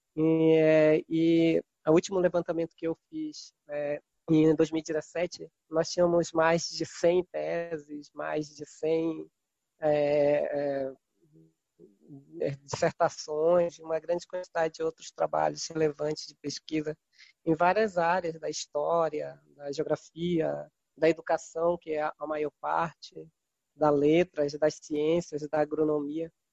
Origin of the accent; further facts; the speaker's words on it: Mocajuba, Pará, Brazil; Eu sou um ribeirinho aqui da Amazônia Tocantina, do Baixo Tocantins, município de Mocajuba, de origem quilombola. Eu nasci numa comunidade quilombola, é São Benedito do Viseu. Então, me criei aqui nessa beirada desse rio Tocantins